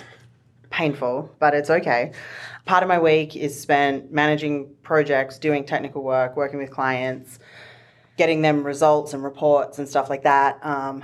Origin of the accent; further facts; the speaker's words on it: Australia; now in Denver, United States; I'm from Australia.